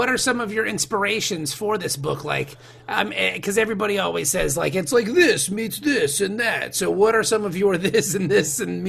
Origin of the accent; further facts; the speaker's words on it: Norfolk, Virginia, United States; moved away as an adult; now in Cincinnati, United States; I grew up in Norfolk, Virginia